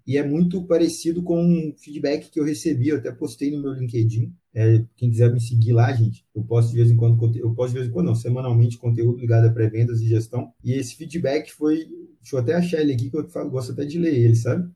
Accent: Pará de Minas, Minas Gerais, Brazil; now in Belo Horizonte, Brazil; Eu sou de Pará de Minas, não sou aqui de Belo Horizonte, é, sou de Pará de Minas, que é aqui pertinho

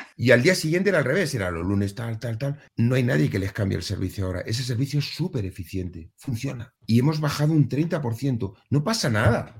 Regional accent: Spain

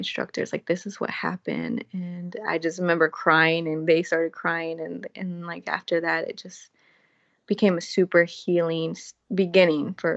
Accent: the South, United States; I'm from the South

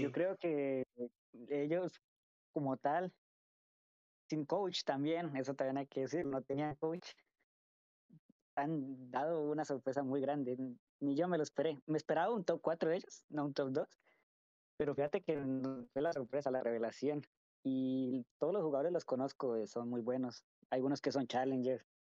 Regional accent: Colombia; moved away as an adult; also born or lived in United States; yo soy de Colombia. pero por el momento pues estaba viviendo en Estados Unidos por unos años. Pero sí, sí soy 100% colombiano

